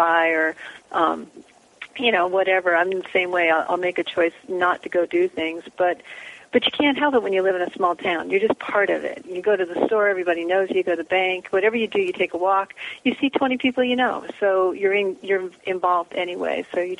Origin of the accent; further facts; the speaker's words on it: Philadelphia, Pennsylvania, United States; moved away as an adult; also born or lived in New Jersey; now in Pacific Northwest, United States; I was born in Philadelphia, and I lived back there and in New Jersey through high school.